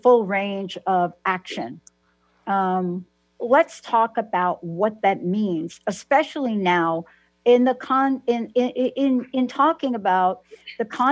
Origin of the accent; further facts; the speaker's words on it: New York, United States; I'm from New York